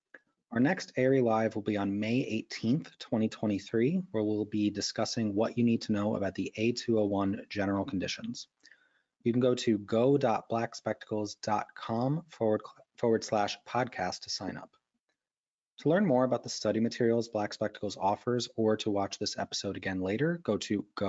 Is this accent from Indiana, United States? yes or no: no; New York, United States; New York, my home state